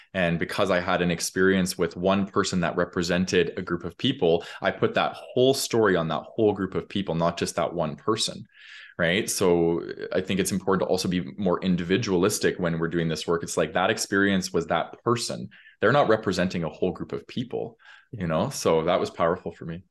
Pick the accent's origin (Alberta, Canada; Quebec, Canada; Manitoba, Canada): Alberta, Canada; Calgary; I grew up in Calgary